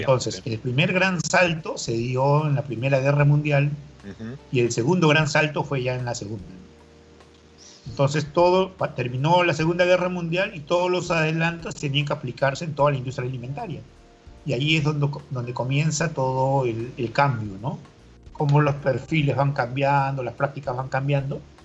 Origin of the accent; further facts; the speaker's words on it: Ica, Peru; la ciudad de Ica, donde yo nací